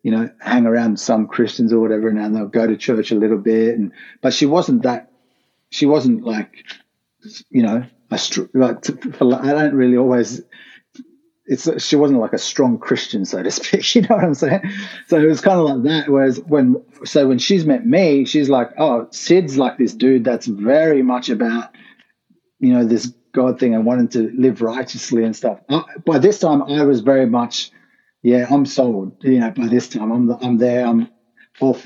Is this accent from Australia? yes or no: yes; Sydney, New South Wales, Australia; moved away as an adult; also born or lived in Rockdale; now in Brisbane, Australia; born and raised in Sydney. I came to Brisbane a year ago